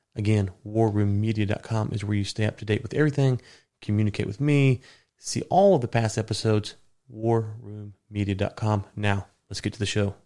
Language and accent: English; the South, United States; I'm from the South